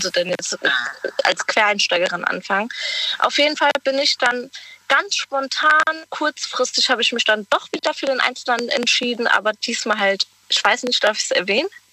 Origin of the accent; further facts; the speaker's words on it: Germany; ich komme aus der Nähe von Weinheim